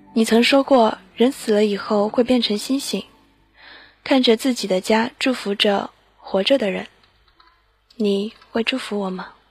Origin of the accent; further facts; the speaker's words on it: China; 我们中国人